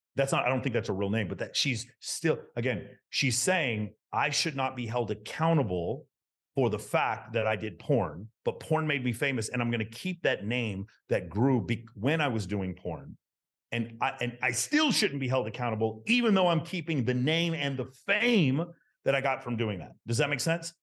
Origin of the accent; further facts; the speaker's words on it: Texas, United States; I grew up in Texas in the nineteen eighties.